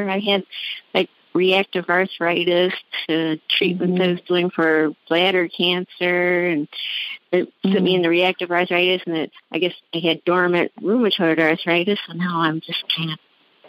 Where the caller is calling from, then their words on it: Monroe, Michigan, United States; I'm calling from Monroe, Michigan.